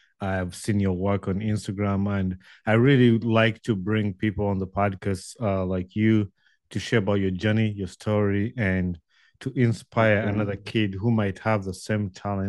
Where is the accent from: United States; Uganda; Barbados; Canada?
Uganda; Wakiso, Central Region; So I went to the local schools and where I grew up in Wakiso.